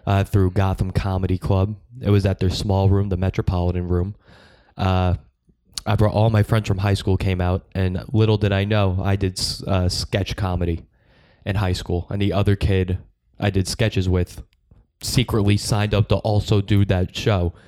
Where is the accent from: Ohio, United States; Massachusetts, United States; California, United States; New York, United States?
New York, United States; Long Island; I'm from Long Island.